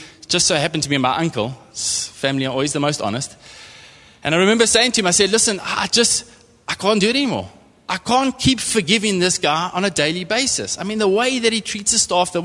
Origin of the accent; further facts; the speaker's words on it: East London, Eastern Cape, South Africa; also born or lived in Port Elizabeth / Transkei; I'm from the Eastern Cape, grew up in East London, moved to Port Elizabeth to go and study